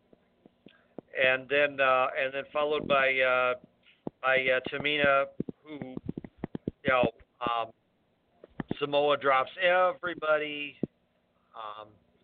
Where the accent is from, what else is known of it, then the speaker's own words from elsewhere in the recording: Scotland, United Kingdom; As a Scotsman